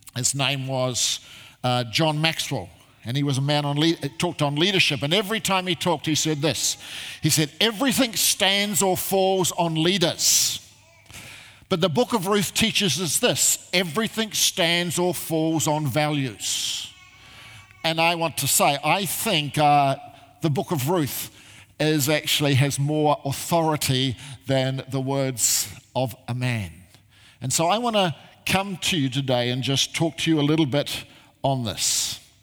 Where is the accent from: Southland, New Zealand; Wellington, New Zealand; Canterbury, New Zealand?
Canterbury, New Zealand; Christchurch; moved away as an adult; now in Australia; I originally come from uh, uh, Christchurch, I grew up there